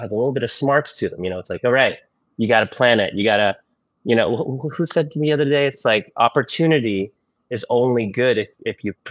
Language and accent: English; Philippines; born there; No, I was born in the Philippines. Born in the Philippines